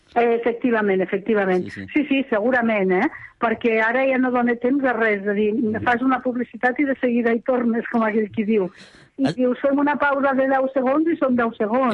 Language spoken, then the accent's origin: Catalan; Lleida, Catalonia, Spain; accent: Western Catalan (Lleida); la meva llengua occidental